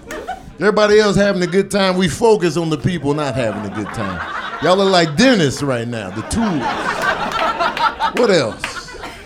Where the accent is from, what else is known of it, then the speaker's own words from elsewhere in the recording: Chicago, Illinois, United States; I'm from Chicago